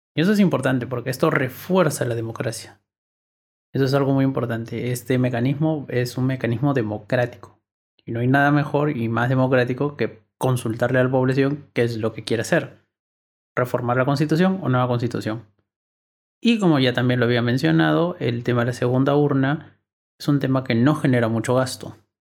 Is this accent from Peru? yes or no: yes; Peru; Todos somos ciudadanos peruanos